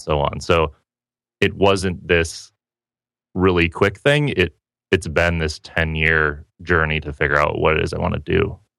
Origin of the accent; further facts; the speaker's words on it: Petoskey, Michigan, United States; moved away as an adult; also born or lived in Seattle, Washington; now in San Diego, United States; Originally, I grew up in northern Michigan, small okay. town called Petoskey